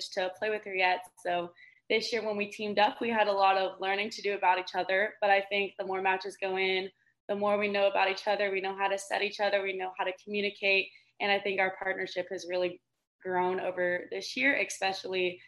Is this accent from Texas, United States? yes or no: yes; Texas, United States; moved away as an adult; now in Georgia, United States; I've also always grown up in the South. So even though Georgia and I'm from Texas